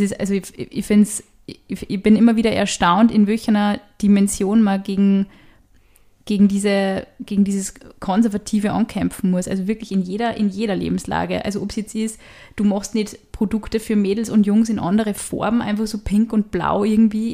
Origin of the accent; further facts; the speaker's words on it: Upper Austria, Austria; weil ich heute halt auch aus Oberösterreich bin